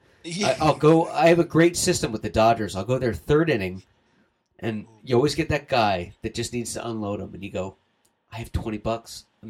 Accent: East Coast, United States; now in Los Angeles, United States; because I'm from the East Coast

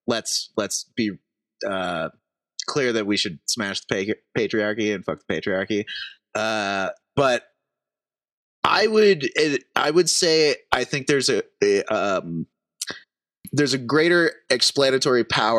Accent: United States; as an American

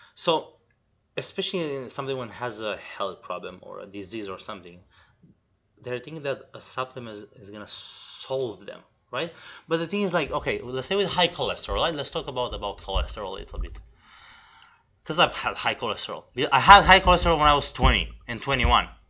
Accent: Romania; moved away; I'm originally from Romania, okay, which is East Europe

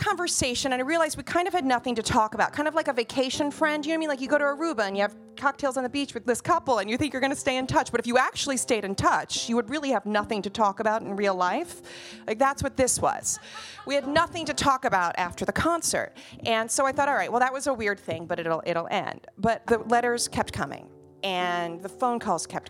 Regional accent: New Jersey, United States; I grew up in Jersey by the Stone Pony, by the Count Basie Theater, by the Art Center

